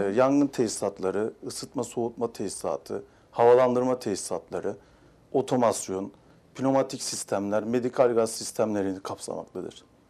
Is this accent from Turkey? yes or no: yes; Mersin, Turkey; 1987 Mersin doğumluyum